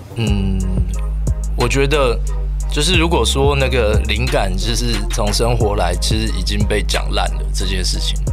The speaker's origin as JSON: {"language": "Chinese", "region": "Tainan", "country": "Taiwan", "also_born_or_lived": "Yunlin", "moved": "as an adult", "lives_now": "Taipei, Taiwan", "said": "我台南人， 台南， 嗯， 台南。那大概什么时候搬去台北的？ 就是呃大学"}